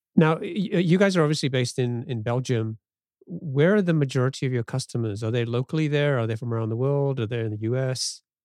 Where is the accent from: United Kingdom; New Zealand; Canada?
United Kingdom; England; now in United States; growing up in England and coming to the U S